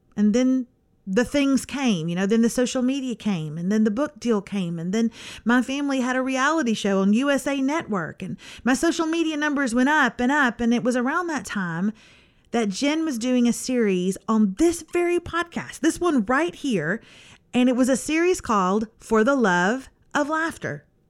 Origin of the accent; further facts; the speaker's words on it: East Texas, United States; I'm from East Texas